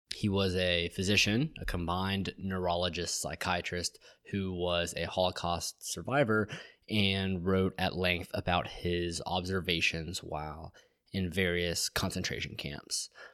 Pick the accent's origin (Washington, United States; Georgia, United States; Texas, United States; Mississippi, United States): Georgia, United States; Marietta; I'm from Marietta, Georgia